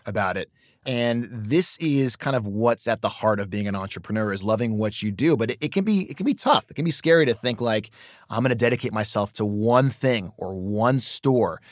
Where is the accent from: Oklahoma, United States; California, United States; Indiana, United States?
California, United States; Los Angeles; I'm from Los Angeles